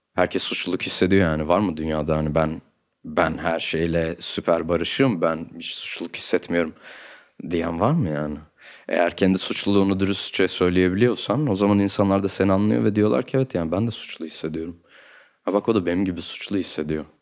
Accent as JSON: {"language": "Turkish", "region": "Istanbul", "country": "Turkey", "tie": "born or raised there", "also_born_or_lived": "Ankara / Artvin", "said": "Benim çocukluğum Kadıköy'de geçti."}